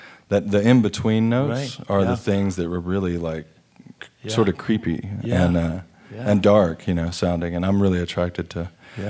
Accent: Austin, Texas, United States; I do have, a lot of memories. Actually, not all that are good for children to hang out in, but they're definitely colorful moments until I was about 5 or 6.

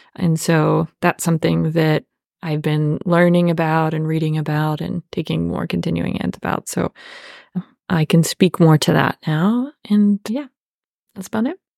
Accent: Apollo, Pennsylvania, United States; moved away; I am from Apollo area. And if you're familiar with Western Pennsylvania, it is a, again, suburb of a suburb

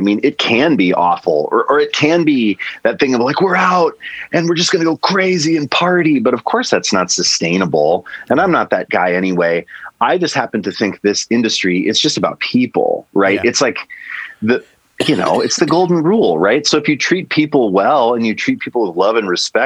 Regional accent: Kalispell, Montana, United States; moved away; also born or lived in Minneapolis; I met these guys in the small town called Kalispell where I grew up

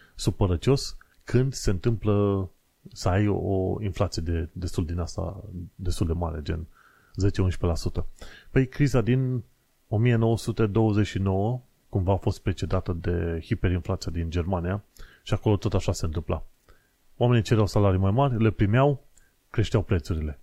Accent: Romania; moved away as an adult; now in London, United Kingdom; am fost crescuți în România

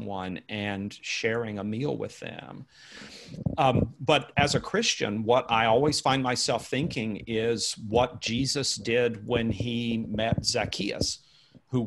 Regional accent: United States; I'm writing as an American for my fellow Americans

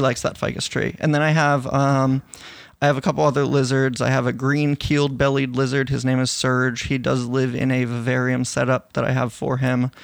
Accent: New York, United States; growing up in New York and, uh, in the Northeast

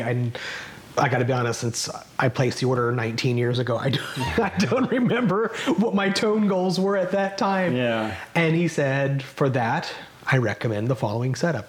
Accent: Kansas City, United States; growing up in Kansas City

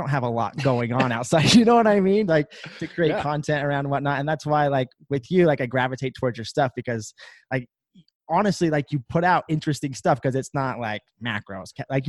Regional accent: Kentucky, United States; I'm from Kentucky.

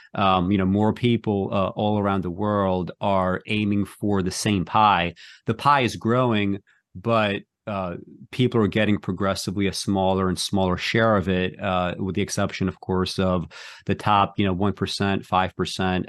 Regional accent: New York City, New York, United States; I grew up in New York City

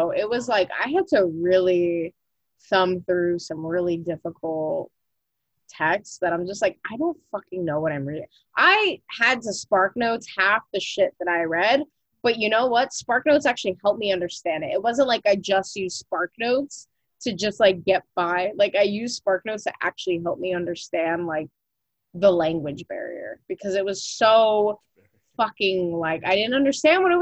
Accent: Jersey City, New Jersey, United States; I grew up in Jersey City

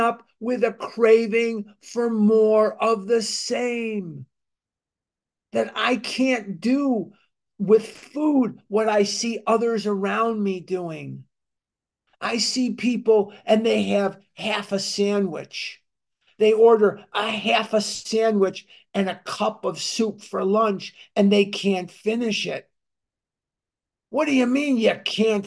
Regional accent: Chicago, Illinois, United States; I'm born and raised in Chicago, Illinois

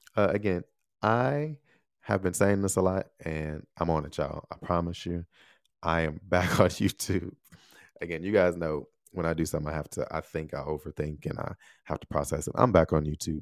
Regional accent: United States; moved away as an adult; also born or lived in Taiwan; Love my home country. Love being here

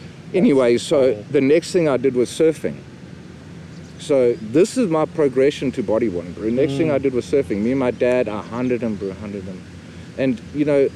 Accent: Durban, KwaZulu-Natal, South Africa; I grew up in Glen Ashley, which is right by Umschlunga.

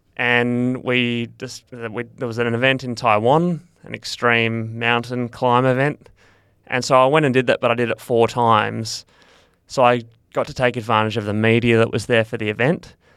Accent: Perth, Western Australia, Australia; I grew up in Perth

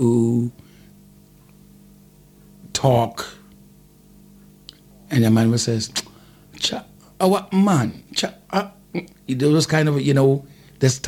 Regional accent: Jamaica; I've made the first album as a Jamaican artist

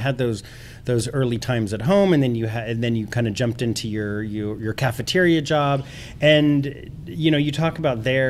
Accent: Texas, United States; now in San Francisco, United States; I grew up in Texas

